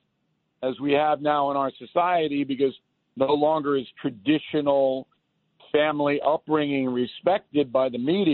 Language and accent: English; Levittown, New York, United States; I grew up in Levittown